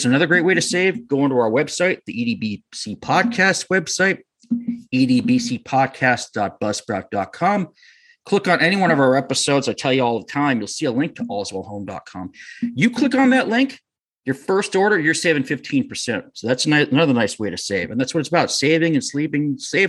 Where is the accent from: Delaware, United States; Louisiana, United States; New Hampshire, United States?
New Hampshire, United States; moved away as an adult; now in Connecticut, United States; I'm from New Hampshire. I moved to Connecticut when I was, you know, almost 20 years ago, I moved to Connecticut.